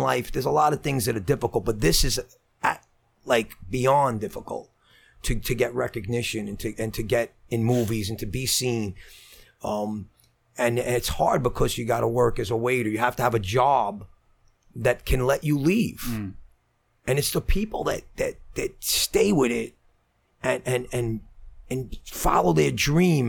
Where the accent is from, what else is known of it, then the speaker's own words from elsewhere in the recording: Brooklyn, New York, United States; I'm from Brooklyn